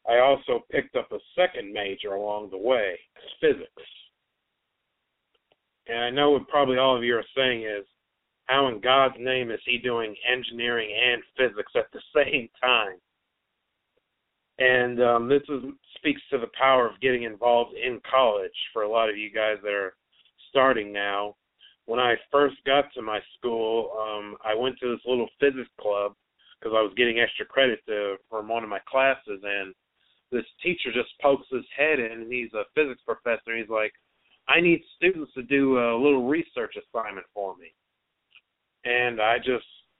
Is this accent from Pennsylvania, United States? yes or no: no; Kansas City, Missouri, United States; I'm pretty much born and raised in Kansas City, most of its surrounding areas